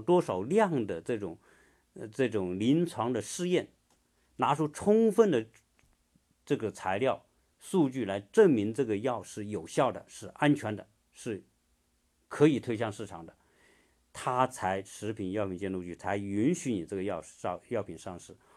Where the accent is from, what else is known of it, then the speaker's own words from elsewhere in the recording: China; 我们中国人